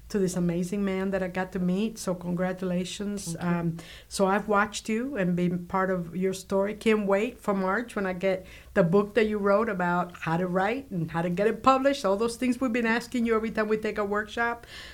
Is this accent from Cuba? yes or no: yes; Cuba; now in United States; I grew up in Cuba during the Cuban Revolution, so I have all that in my blood